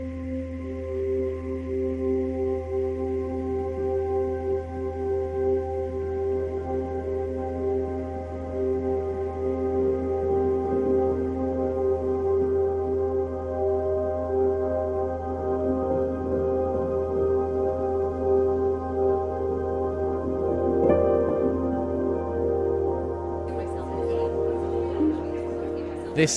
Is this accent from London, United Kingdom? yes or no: yes; London, United Kingdom; as a Londoner